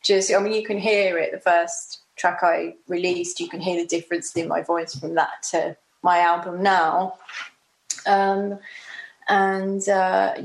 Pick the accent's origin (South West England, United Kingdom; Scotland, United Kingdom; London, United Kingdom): London, United Kingdom; Bromley; I grew up in Bromley, so it was very, you know, it's nice.